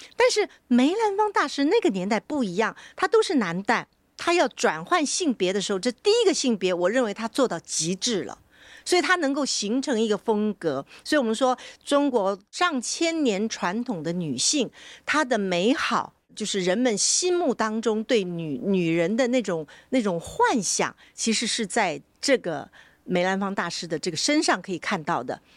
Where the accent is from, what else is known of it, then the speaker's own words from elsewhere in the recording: Taiwan; 我从小在台湾我们学习的时候呢，那时候比较没有受到大陆的这个，呃，演戏的影响哈，所以我们在台湾呢，我是什么流派都演的